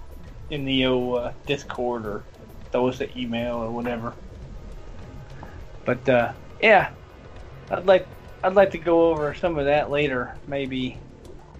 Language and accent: English; the South, United States; I'm from the South